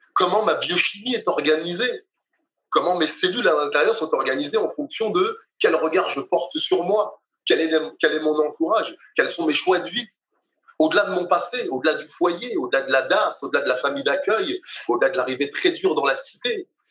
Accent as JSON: {"language": "French", "region": "Dakar", "country": "Senegal", "tie": "born or raised there", "said": "je suis né à Dakar"}